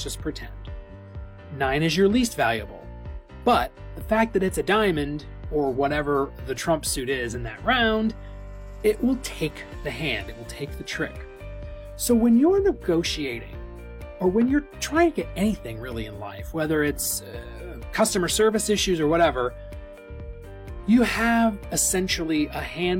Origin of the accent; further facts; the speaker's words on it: the North, United States; So I'm from the North. And so if you're a Yankee like me